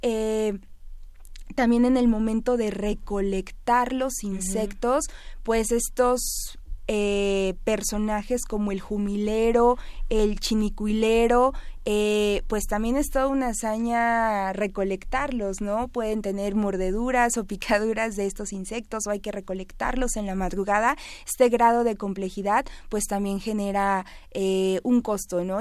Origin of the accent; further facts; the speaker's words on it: Mexico; como mexicano